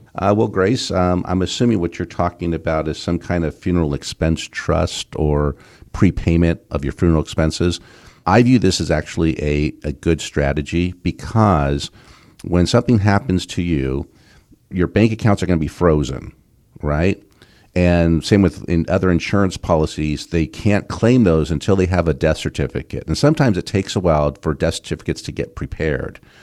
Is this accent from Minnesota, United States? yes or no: no; Southern California, United States; when I was a kid, growing up in Southern California